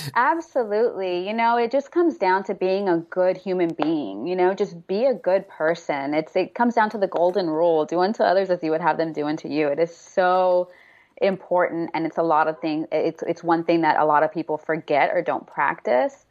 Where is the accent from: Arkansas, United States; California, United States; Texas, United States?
Texas, United States; Houston; moved away as an adult; also born or lived in Austin, Texas / New York / Dubai; now in Los Angeles, United States; I grew up in Houston